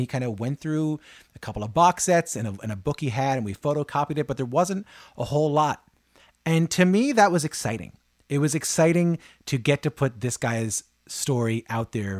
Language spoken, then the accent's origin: English; Canada; I'm from Canada.